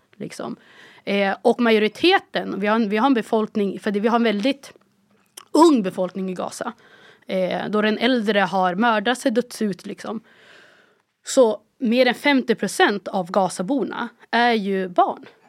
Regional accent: Umeå, Västerbotten County, Sweden; born or raised there; moved away as an adult; also born or lived in Cairo, Egypt

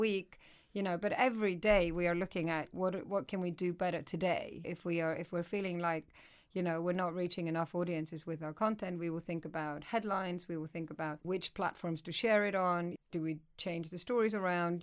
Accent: Iceland; moved away as an adult; now in United Kingdom; I'm originally from Iceland. So I moved over here when I was sort of in my mid-twenties

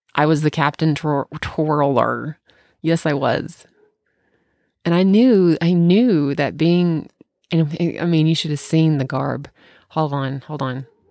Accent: Bartlett, United States; moved away; back in my hometown

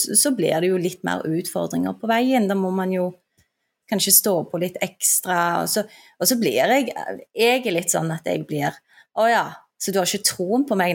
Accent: Stavanger, Rogaland, Norway; also born or lived in Turkey; vi flytta til Stavanger, og det hører du sikkert fra dialekten min, det er der jeg er fra. Uh, og der vokste jeg opp

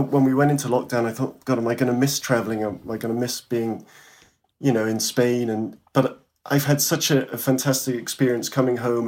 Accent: Wales, United Kingdom; moved away as an adult; also born or lived in London / Barcelona / Asturias; I'm kind of born and bred in Wales. I'm from here. My family's from South Wales

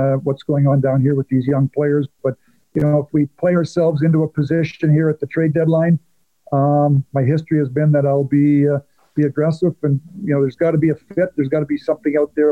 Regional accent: Medicine Hat, Alberta, Canada; moved away as an adult; we're both from Medicine Hat

